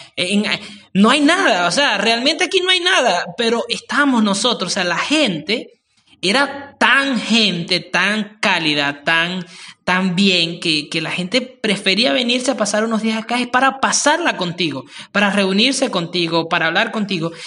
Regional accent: Venezuela; Somos buenos los venezolanos en eso

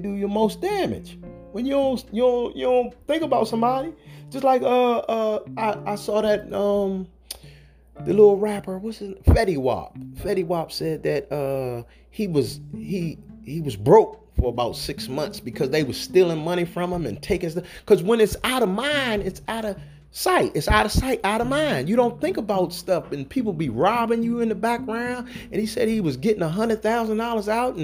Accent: the South, United States; I'm from the South. So my grandmother used to have strawberry and apple and peach preserves

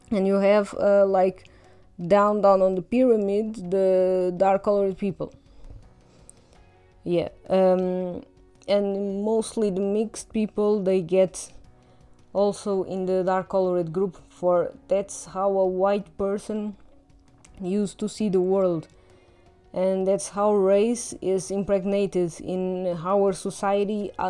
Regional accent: Portugal; accent: Portuguese; English is a second language; even though my accent is a little uh, subtle because i've i've heard english all my life and doesn't get too perceptible

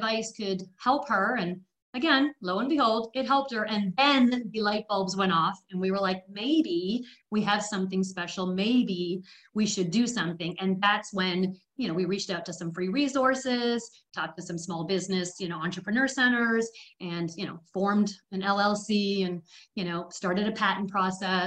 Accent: Canada; also born or lived in England; now in Tennessee, United States; I was born in England and raised in Canada, and now living in Hookville, Tennessee

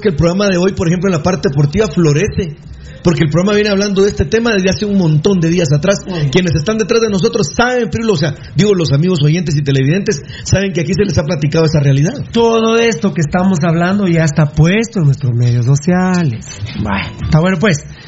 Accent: Sololá, Guatemala; also born or lived in Patulul; somos sololeños

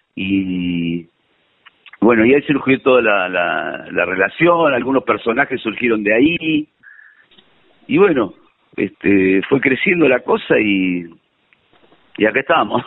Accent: Buenos Aires, Argentina; Yo nací en Belgrano, de, en Capital. Mm. Eh, soy de Belgrano

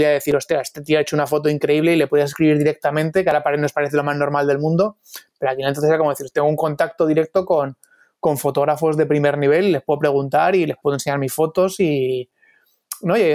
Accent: Torrejón de Ardoz, Community of Madrid, Spain; also born or lived in London; now in Madrid, Spain; Sí, soy de Torrejón de Ardoz, sí. Ahora vivo en, el centro de Madrid, pero vamos, eh, todavía en Torrejón de Ardoz.

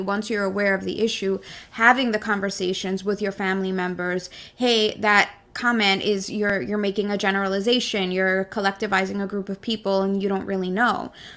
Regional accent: New York City, New York, United States; I was born in Brooklyn. This is my country

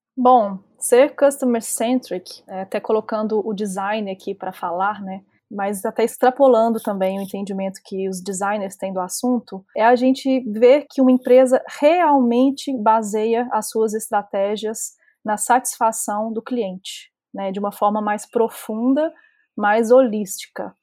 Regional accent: Minas Gerais, Brazil; Eu sou mineira, formada em psicologia

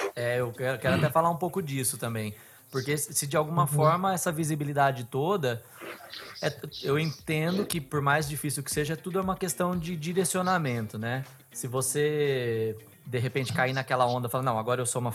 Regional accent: Bauru, São Paulo, Brazil; Eu sou de Bauru

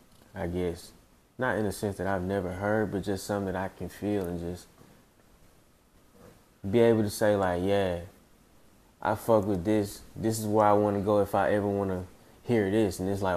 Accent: Decatur, Georgia, United States; So like anywhere from like Wesley Chapel all the way to like Browns Mill is where I grew up at. And then I kind of like spent a couple of times like really throughout DeKalb County. So I'm a product of DeKalb County.

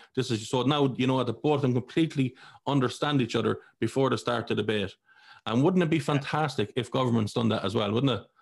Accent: Ireland; I grew up in Ireland, I was a Catholic.

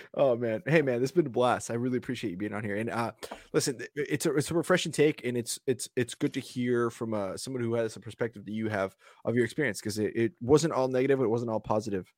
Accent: Nebraska, United States; now in Portland, United States; I come from Nebraska

